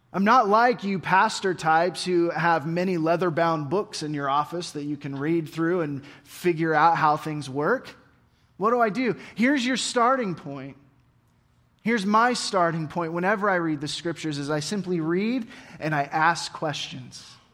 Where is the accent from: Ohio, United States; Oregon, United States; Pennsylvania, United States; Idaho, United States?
Oregon, United States; I grew up in Oregon